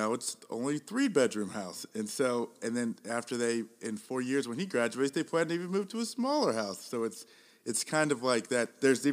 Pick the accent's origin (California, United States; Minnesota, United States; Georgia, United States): Georgia, United States; moved away; I grew up in Georgia, and so my family moved up.